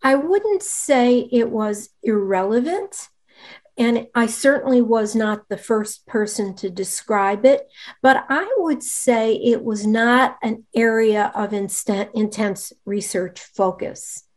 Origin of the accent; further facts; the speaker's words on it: Rochester, New York, United States; moved away; also born or lived in Pittsburgh; my sister and I were my parents' only children, and we grew up in Rochester, New York